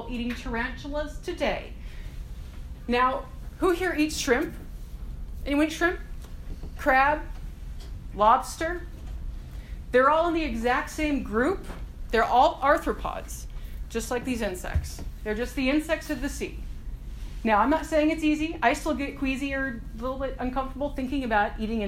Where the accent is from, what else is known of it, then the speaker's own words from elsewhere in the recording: United States; I'm American